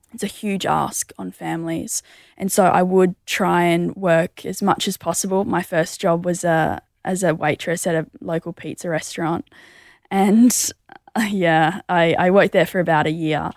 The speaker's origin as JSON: {"language": "English", "town": "Mundaring", "region": "Western Australia", "country": "Australia", "tie": "born or raised there", "said": "I grew up in the hills of Mundaring"}